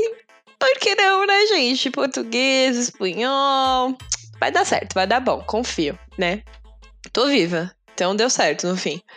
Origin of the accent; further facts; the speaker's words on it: Brazil; Era eu, brasileira